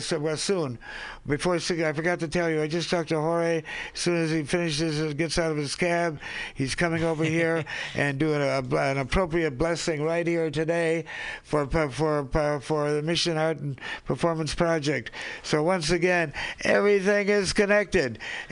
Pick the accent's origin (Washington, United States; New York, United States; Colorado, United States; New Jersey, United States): Washington, United States; Seattle; I'm from the Seattle area, from the Yakima tribe.